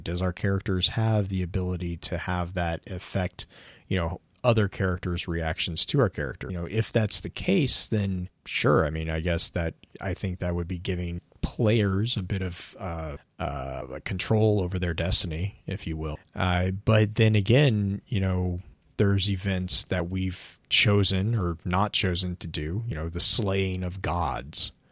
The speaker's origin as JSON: {"language": "English", "country": "United States", "said": "me as an American"}